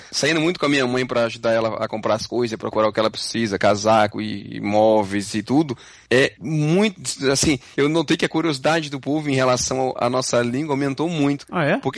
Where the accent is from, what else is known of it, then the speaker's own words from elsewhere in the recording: Brazil; now in Quebec, Canada; a gente vem do Brasil.